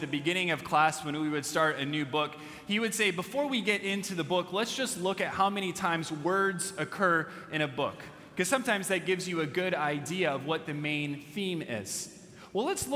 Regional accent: California, United States; as I was a younger kid growing up in California

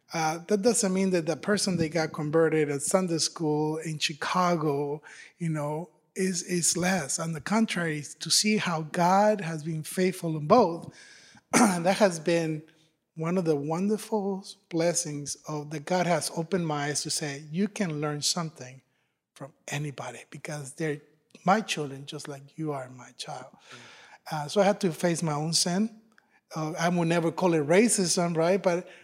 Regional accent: Ireland; don't be fooled by the accent, I'm Irish, right?

